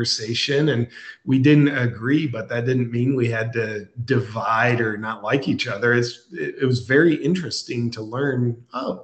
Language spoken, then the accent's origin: English; United States; now in Austin, United States; I was born in America